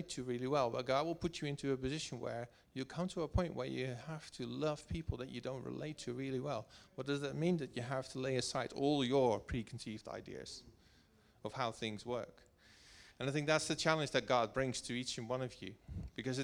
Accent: Netherlands; also born or lived in Wiltshire; now in United Kingdom; I'm coming from Holland.

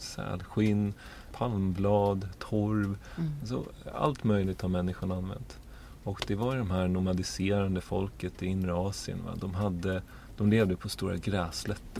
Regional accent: Uppsala, Uppsala County, Sweden; så är jag född in i en eh, familj i Uppsala. Mor och far, båda lärare, växte upp där i en liten, ja man kan inte riktigt säga bysamhälle, men en liten, en liten ort

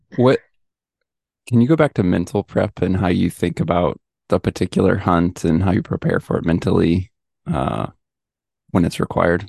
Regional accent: Midwest, United States; moved away; I was from the Midwest.

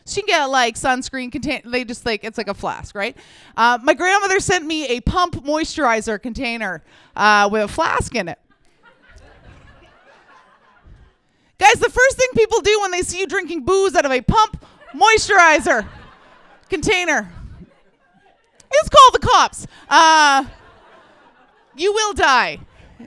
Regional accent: Ontario, Canada; now in Vancouver, Canada; I'm not from Vancouver. Like most people, Ontario, yeah, all of us. At some point you just move. I moved out here

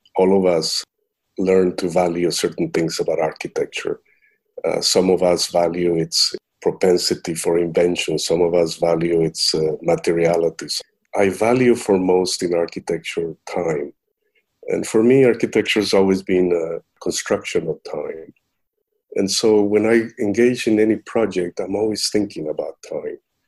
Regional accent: Costa Rica; moved away; I'm originally from Costa Rica

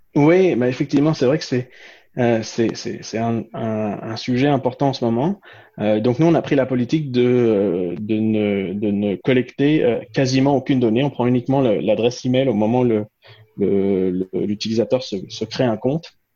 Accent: France; moved away as an adult; also born or lived in Quebec; je suis né en France et j'ai grandi en France

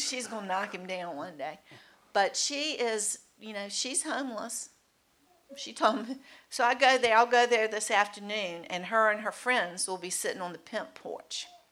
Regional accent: Mechanicsville, Virginia, United States; I grew up, we both grew up in Mechanicsville. I grew up in Studley

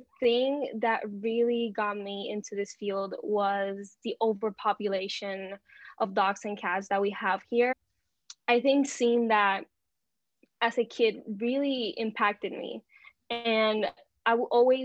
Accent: Puerto Rico; I am from Puerto Rico. So I've been living here my whole life.

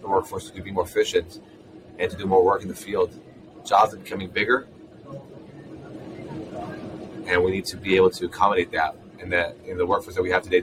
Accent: Israel; moved away as an adult; now in San Francisco, United States; I'm originally from Israel, and that's where we started the company

